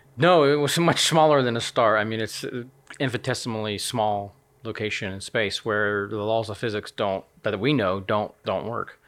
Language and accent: English; United States; moved away as an adult; also born or lived in Nottingham; now in United Kingdom; as an American citizen